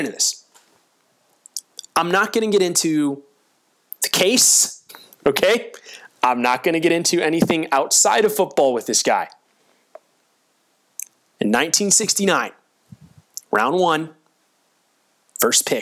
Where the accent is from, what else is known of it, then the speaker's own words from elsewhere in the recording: Florida, United States; I grew up in Florida